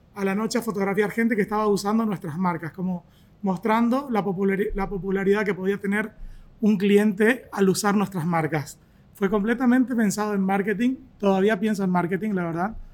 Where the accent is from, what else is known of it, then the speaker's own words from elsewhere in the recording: Argentina; moved away; soy argentino